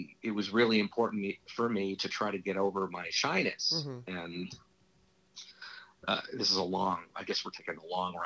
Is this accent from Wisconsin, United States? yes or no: no; Los Angeles, California, United States; I grew up in Hollywood.